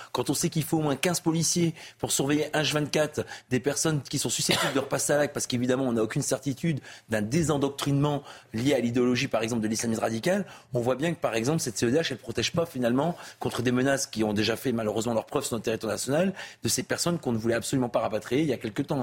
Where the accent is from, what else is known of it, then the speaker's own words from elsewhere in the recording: Lille, Hauts-de-France, France; je viens de Lille